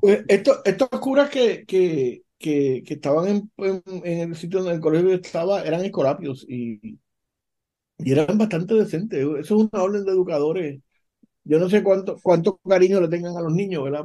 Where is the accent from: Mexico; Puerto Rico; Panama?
Puerto Rico